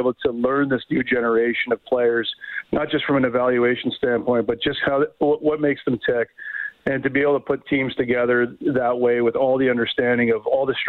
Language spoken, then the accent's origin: English; Hamilton, Ontario, Canada; my hometown in Hamilton